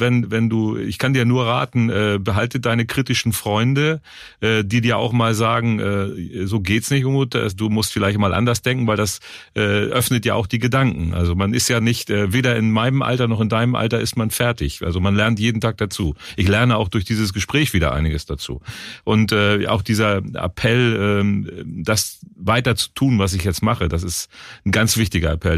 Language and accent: German; Germany; now in Cologne, Germany; ich komme ja nicht aus Köln, ich bin in der Nähe von Hamburg groß geworden